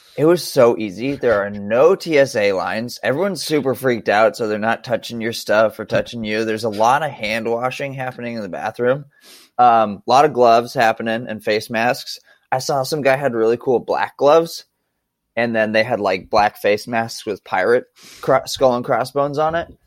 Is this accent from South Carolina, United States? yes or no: no; Montana, United States; I grew up in Montana.